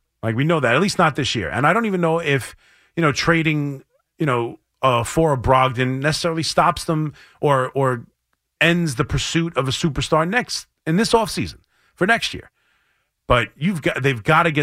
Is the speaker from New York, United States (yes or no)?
yes; Franklin Square, New York, United States; my hometown, Franklin Square, New York